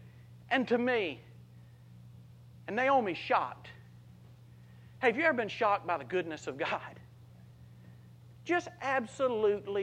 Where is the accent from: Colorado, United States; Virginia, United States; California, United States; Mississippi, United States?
Mississippi, United States; South; a little John Deere driving, redneck, Copenhagen spitting farm boy from South Mississippi